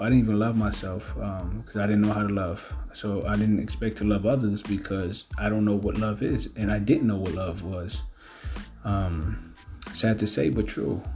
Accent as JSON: {"language": "English", "town": "New York City", "region": "New York", "country": "United States", "tie": "born or raised there", "said": "growing up in Brooklyn, uh, Ocean Hill, Brownsville, in East New York."}